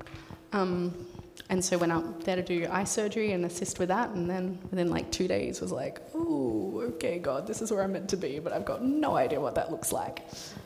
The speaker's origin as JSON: {"language": "English", "region": "Tasmania", "country": "Australia", "tie": "born or raised there", "also_born_or_lived": "Queensland", "said": "I'm Australian, as suggested. I'd call Tasmania home, but was a military kid, so we moved around basically the eastern seaboard of Australia. So actually was born in far north Queensland and kind of bounced around the place a bit."}